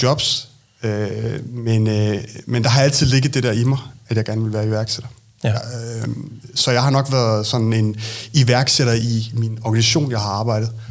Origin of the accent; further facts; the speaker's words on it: Lolland, Zealand, Denmark; moved away; also born or lived in Copenhagen; jeg er født på Lolland, men øh, har boet mange år i København